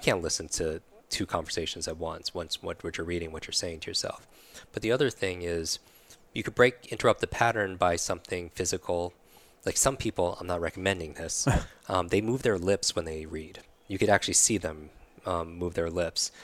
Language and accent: English; New York, United States; moved away; I'm from New York originally